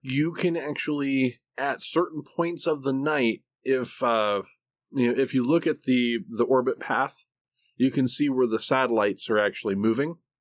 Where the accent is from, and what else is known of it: Oklahoma, United States; accent: Okie; also born or lived in Michigan